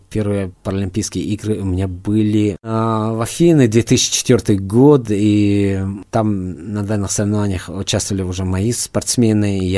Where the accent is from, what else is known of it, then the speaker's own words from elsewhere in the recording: Dagestan, Russia; moved away as an adult; now in Moscow, Russia; Я из Дагестана, но {S1} давно э, учился, уже э, институт заканчивал в Москве, остался, э, также выступал за Москву, остался в Москве бороться